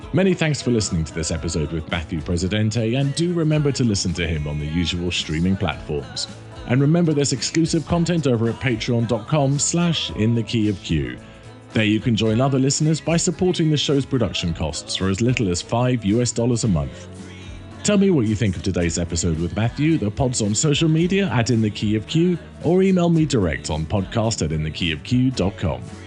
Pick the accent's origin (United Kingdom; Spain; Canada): United Kingdom; London; I grew up in North London near a place called Camden Town.